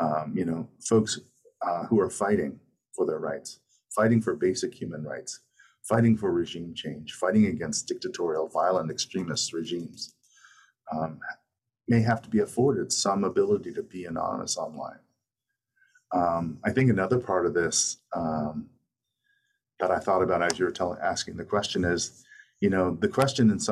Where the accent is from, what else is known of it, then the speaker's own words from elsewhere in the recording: Canada; now in Brooklyn, United States; I'm from Canada originally